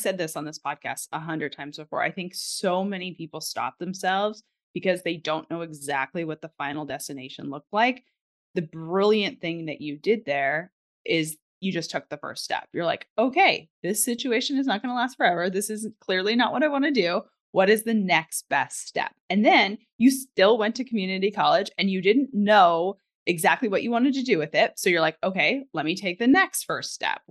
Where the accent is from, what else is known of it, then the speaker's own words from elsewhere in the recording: Canada; now in United States; I was not born in America. I am a Canadian by birth, but I am now an American citizen